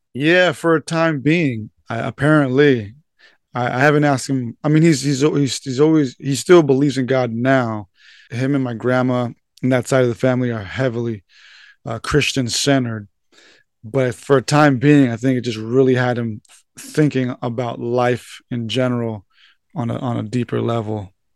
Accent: San Diego, California, United States; I was born and raised here in San Diego, uh, for the first twenty-five years of my life

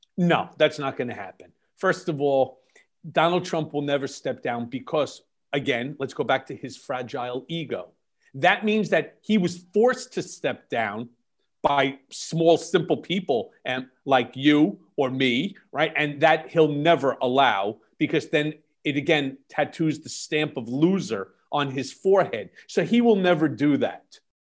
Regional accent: United States; also born or lived in New York; as an American

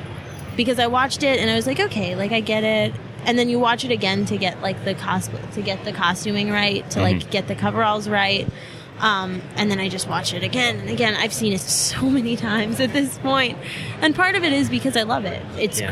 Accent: Chicago, Illinois, United States; moved away as an adult; now in Boston, United States; Originally, I'm from Chicago.

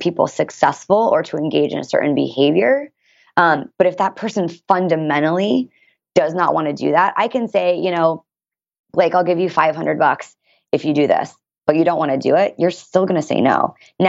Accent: Washington, D.C., East Coast, United States; now in San Diego, United States; I'm also from the East Coast and I moved here from Washington, D.C.

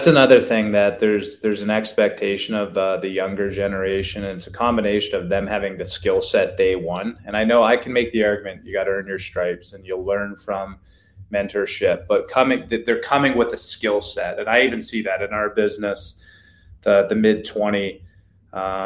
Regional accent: Canada; now in United States; As a Canadian kid, growing up

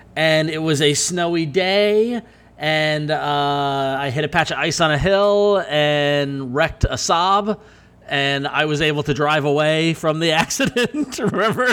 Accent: Northport, New York, United States; I am from Northport, not East Northport

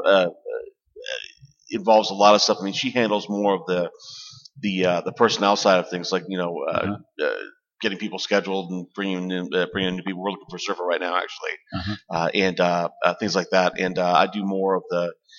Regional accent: Hawaii, United States; moved away; Hawaii, born and raised

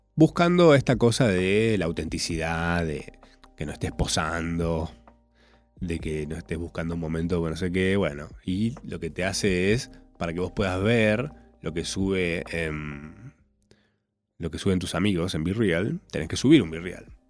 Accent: Córdoba, Argentina; moved away; yo soy cordobés.

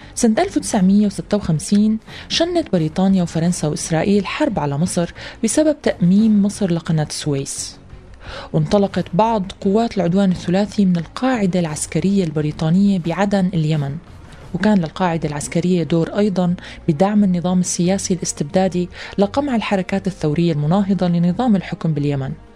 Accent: Syria

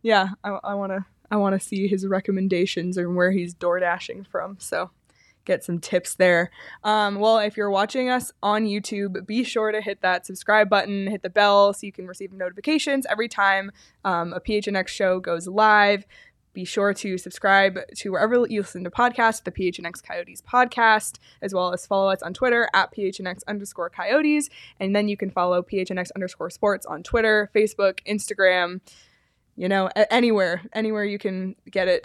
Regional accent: Canada; I grew up in Canada

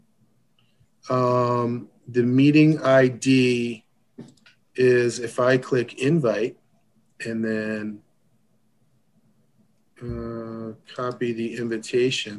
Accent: Baltimore, Maryland, United States; I grew up in Baltimore

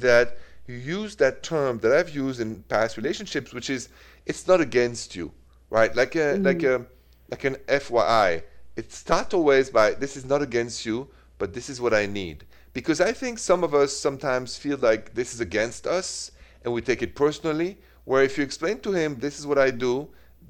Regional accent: Paris, Île-de-France, France; accent: French; English is a second language; moved away as an adult; also born or lived in Midwest, United States; now in United States; it is straight from Paris

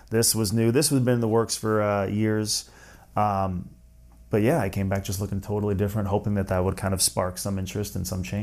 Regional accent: Canada; I am Canadian.

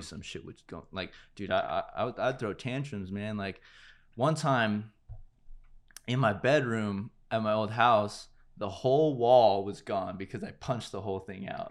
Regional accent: Santa Clarita, California, United States; also born or lived in Panorama City / La Brea area, Los Angeles; I really established, like, who I was in Santa Clarita.

